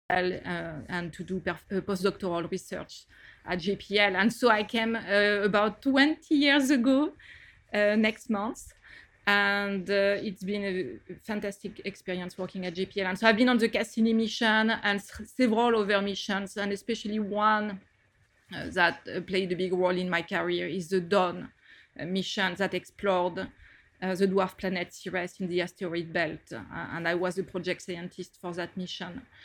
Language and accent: English; France; accent: French; moved away as an adult; now in United States; as you can get from my accent, I did all my studies in France